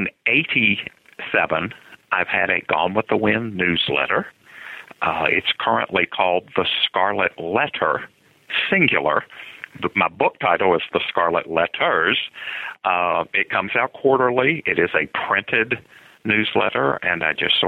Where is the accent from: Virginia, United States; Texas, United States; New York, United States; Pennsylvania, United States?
Virginia, United States; Lynchburg; Grew up in Lynchburg, Virginia